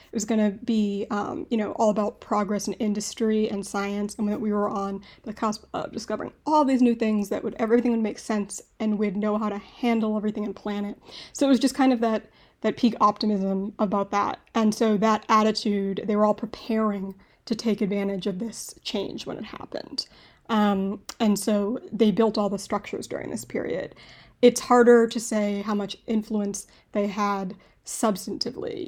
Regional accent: Boston, Massachusetts, United States; I'm from Boston

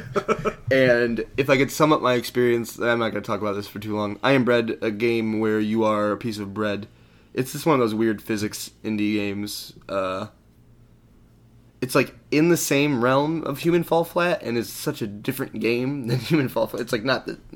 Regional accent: Michigan, United States; We're from Michigan

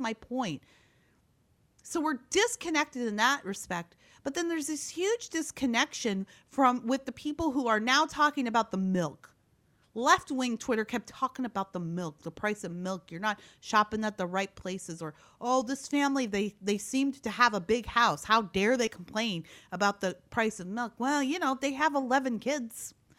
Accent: Midwest, United States; I'm from the Midwest, and I've never drank that much milk.

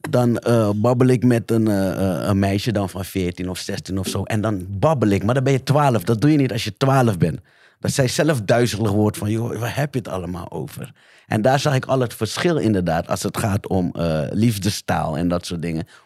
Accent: The Hague, South Holland, Netherlands; Ik kom uit de Schilderswijk jaren negentig.

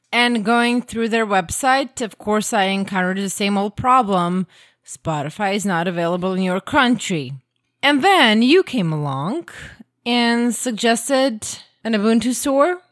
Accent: Croatia; first language Croatian; English is a second language; English isn't my native language. Croatian is.

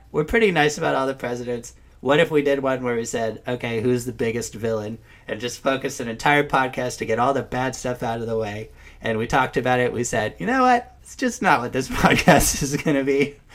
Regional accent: New York, United States; moved away; also born or lived in Madison; I'm from New York

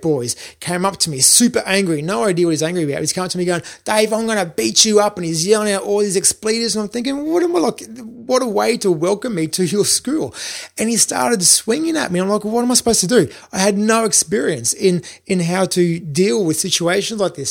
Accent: Australia; moved away as an adult; also born or lived in Brisbane / London; I'm an Aussie

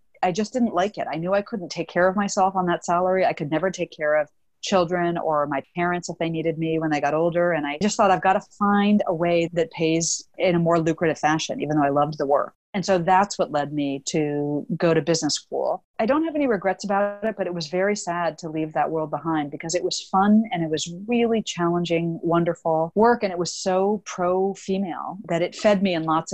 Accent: Washington, District of Columbia, United States; I grew up in Washington, D.C.

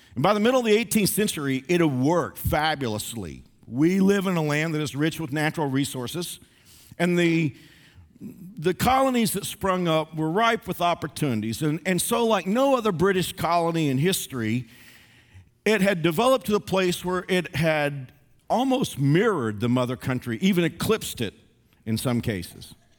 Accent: the South, United States; I'm a Southerner.

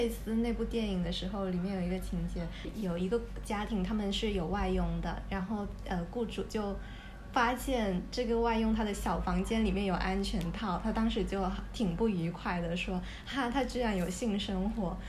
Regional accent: China; now in Hong Kong; 但是因为我们作为大陆人，在香港这里，可能因为跟香港同样的肤色、同样的相似的外貌，我们不会觉得自己是移民。

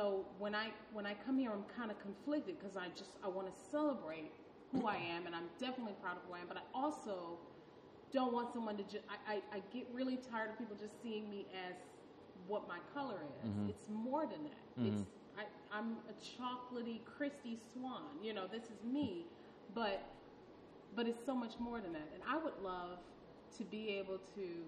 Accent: Detroit, Michigan, United States; my family's from Alabama, and I'm from Detroit

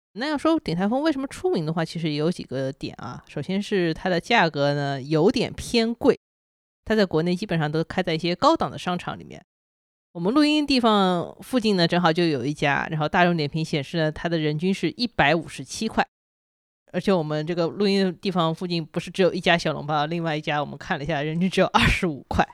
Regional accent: China; 我们中国人

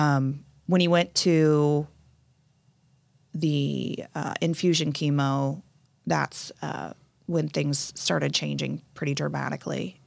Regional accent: Indianapolis, Indiana, United States; now in Carmel, United States; born and raised in Indianapolis

